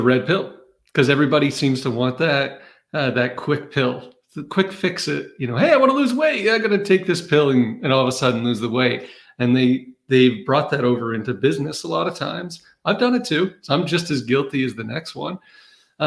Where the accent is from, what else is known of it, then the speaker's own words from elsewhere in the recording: Maine, United States; moved away; also born or lived in Massachusetts / North Carolina; I grew up in Maine